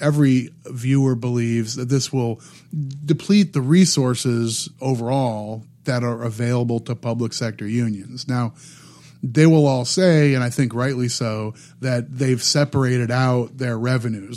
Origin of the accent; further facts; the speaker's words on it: Midwest, United States; I grew up in the Midwest, and, and there were lots of union workers at the, you know, the auto, um, the auto plants in the area where I grew up